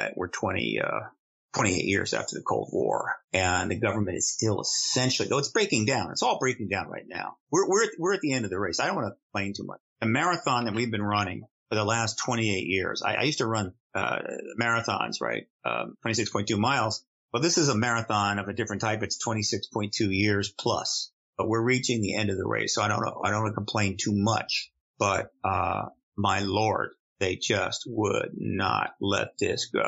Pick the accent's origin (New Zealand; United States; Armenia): United States; also born or lived in London; I'm an American, and I've been based in America in the same American address for 23 years